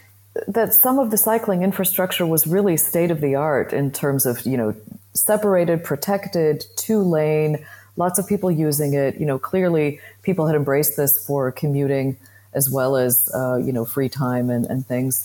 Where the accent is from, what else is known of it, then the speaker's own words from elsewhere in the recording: Chicago, Illinois, United States; moved away as an adult; also born or lived in Germany / Belgium / United Kingdom; now in Brussels, Belgium; I grew up near Chicago, but I've got family all over the Midwest